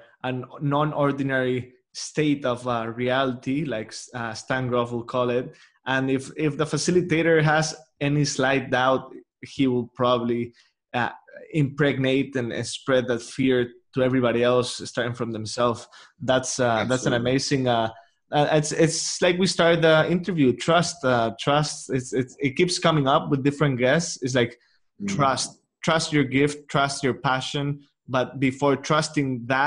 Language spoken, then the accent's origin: English; Mexico; moved away; I'm from Mexico originally